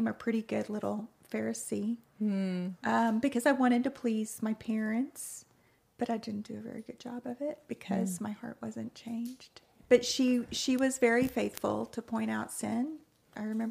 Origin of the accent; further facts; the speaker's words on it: Texas, United States; moved away as an adult; also born or lived in New Orleans / Bakersfield; I was born in the great state of Texas and lived there all of my life until I got married